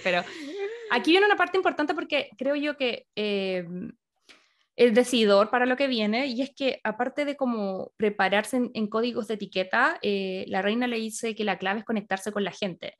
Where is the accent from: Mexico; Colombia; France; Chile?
Chile; como chilena no teníamos nada que, ver aquí en estas cosas